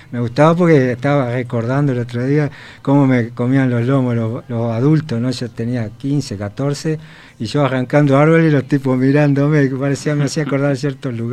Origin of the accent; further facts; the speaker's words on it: Canelones, Uruguay; born there; Yo en Canelones